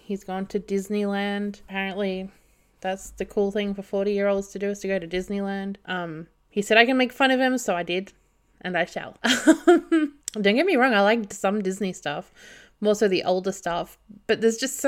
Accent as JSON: {"language": "English", "country": "Australia", "said": "I'm Australian"}